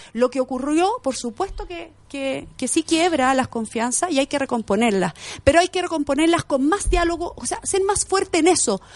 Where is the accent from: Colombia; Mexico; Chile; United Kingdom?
Chile; Angol, Araucanía; yo sí nací en la Araucanía, soy angolina